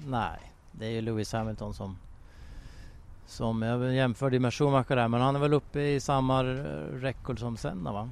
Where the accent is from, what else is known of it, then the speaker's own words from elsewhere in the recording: Sweden; jag kommer från Sverige